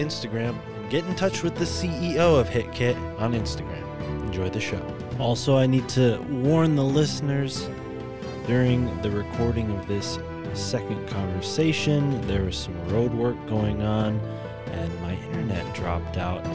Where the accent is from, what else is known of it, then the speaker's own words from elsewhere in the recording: New England, United States; accent: New England; my New England accent